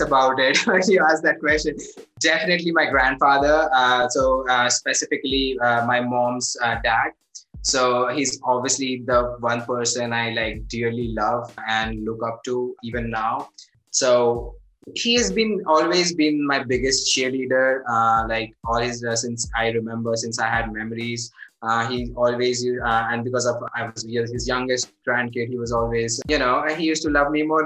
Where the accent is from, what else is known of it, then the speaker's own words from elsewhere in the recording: Nagpur, Maharashtra, India; I grew up in India. There's a small town called Nagpur.